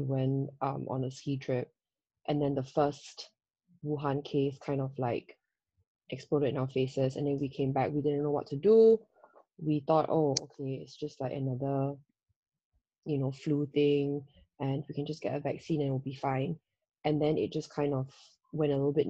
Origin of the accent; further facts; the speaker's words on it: Singapore; moved away as an adult; now in Hong Kong; as a Singaporean